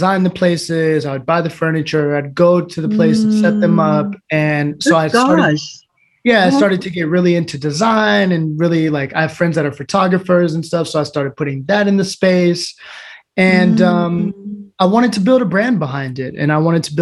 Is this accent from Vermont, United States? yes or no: no; Everett, Washington, United States; also born or lived in West Palm Beach, Florida / New York; I'm from Everett, Washington, state in America. I was actually born in West Palm Beach, Florida